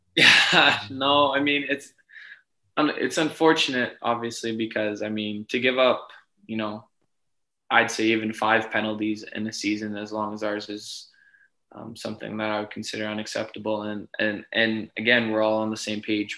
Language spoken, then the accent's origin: English; Edmonton, Alberta, Canada; born or raised there; moved away as an adult; now in Ottawa, Canada